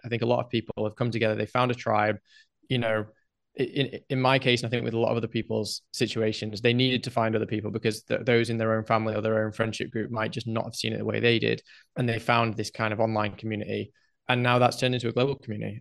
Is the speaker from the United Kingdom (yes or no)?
yes; England, United Kingdom; moved away as an adult; now in Mexico; I grew up in England